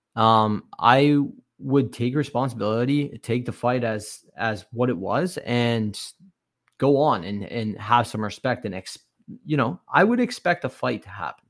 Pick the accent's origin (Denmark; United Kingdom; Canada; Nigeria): Canada; growing up in Canada here